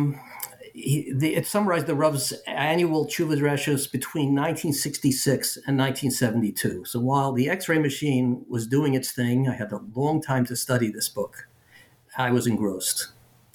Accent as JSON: {"language": "English", "town": "Philadelphia", "region": "Pennsylvania", "country": "United States", "tie": "born or raised there", "said": "I grew up in Philadelphia"}